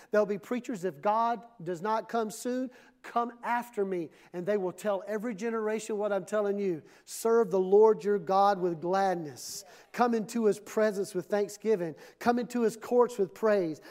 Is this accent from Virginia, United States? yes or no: no; Mississippi, United States; when I was growing up in Mississippi